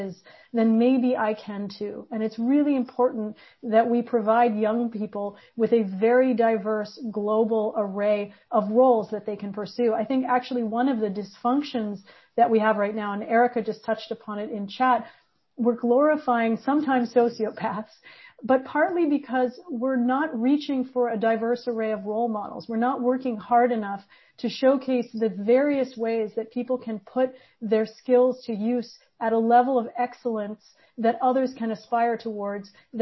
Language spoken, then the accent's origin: English; Quebec, Canada; I grew up in Quebec during the recession